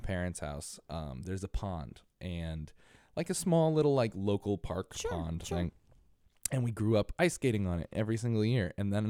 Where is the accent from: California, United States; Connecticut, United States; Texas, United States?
Connecticut, United States; I grew up in a snowy area too. I grew up in New England. I grew up in Connecticut, which is a witch's hair colder than New York.